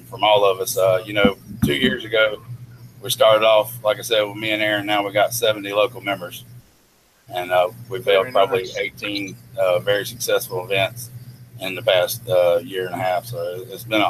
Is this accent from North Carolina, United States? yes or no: yes; Charlotte, North Carolina, United States; now in Fayetteville, United States; I'm actually originally from Charlotte, back home around Lake Norman.